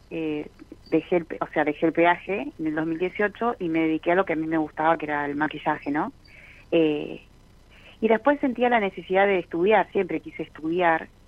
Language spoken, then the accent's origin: Spanish; Hurlingham, Buenos Aires Province, Argentina; De Burlingame.